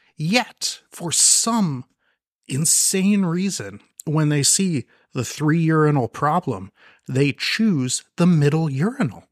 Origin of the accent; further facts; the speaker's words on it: Marin County, California, United States; I grew up in Marin County.